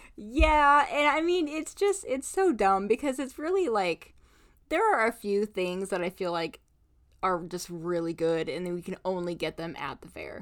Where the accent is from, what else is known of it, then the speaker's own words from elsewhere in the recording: Indiana, United States; now in Alaska, United States; I grew up in Indiana